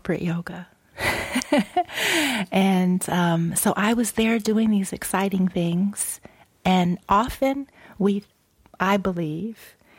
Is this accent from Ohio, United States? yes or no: yes; Dayton, Ohio, United States; also born or lived in Los Angeles, California; now in Ben Lomond, United States; I'm from Dayton, Ohio